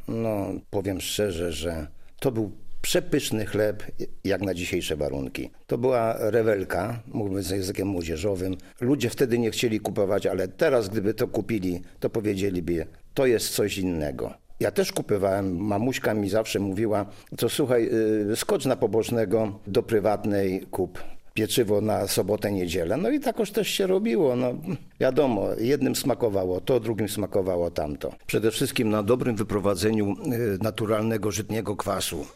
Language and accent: Polish; Wrocław, Lower Silesian Voivodeship, Poland; U nas w Wrocławiu nazywane to piersiówkami